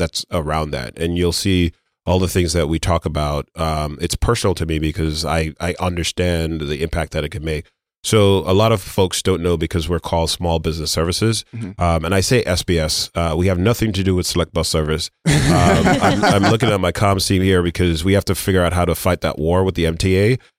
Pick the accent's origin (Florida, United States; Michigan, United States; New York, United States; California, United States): New York, United States; Brooklyn; You know, I grew up in Brooklyn. You know, I went to Brooklyn Tech. I'm a Brooklyn person.